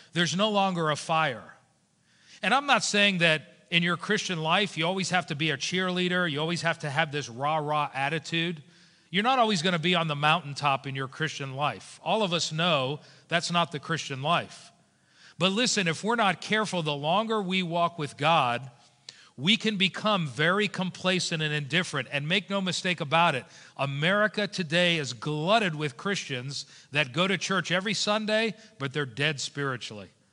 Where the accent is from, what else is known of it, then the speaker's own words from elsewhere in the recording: South Florida, United States; moved away as an adult; also born or lived in New Jersey; now in Lexington, United States; I grew up in South Florida